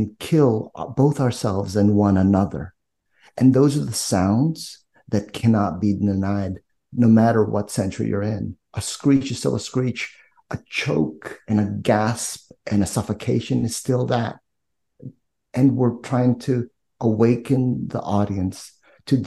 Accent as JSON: {"language": "English", "country": "Philippines", "tie": "born or raised there", "moved": "yes", "said": "I'm Filipino, born in the Philippines"}